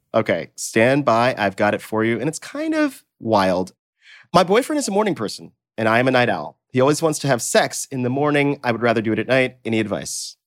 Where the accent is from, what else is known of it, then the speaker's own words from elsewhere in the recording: the South, United States; moved away; also born or lived in Mississippi; I grew up in the South and everybody was Mister and Miss